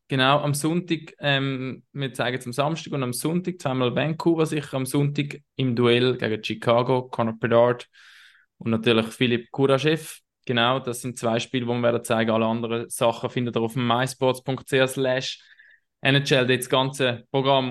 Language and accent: German; Herisau, Appenzell Ausserrhoden, Switzerland; auch meine Heimatstadt, wo ich aufgewachsen bin